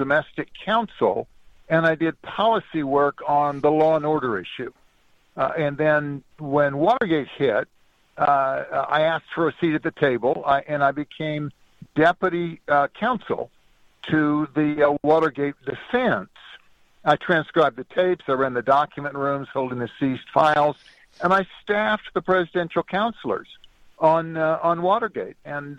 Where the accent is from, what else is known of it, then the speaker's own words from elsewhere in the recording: California, United States; I grew up in Southern California and went to Whittier College, which is where Dick Nixon went.